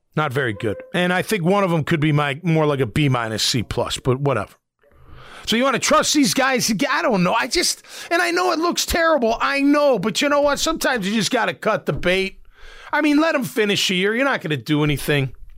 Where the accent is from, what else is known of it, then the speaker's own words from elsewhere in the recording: Chicago, Illinois, United States; moved away; I grew up in Chicago